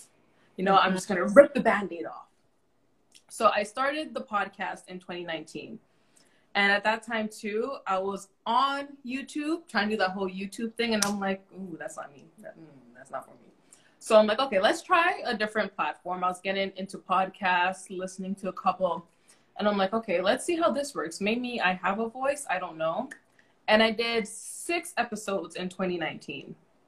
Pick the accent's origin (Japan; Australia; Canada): Canada; We're overly apologizing. Not because we're Canadian.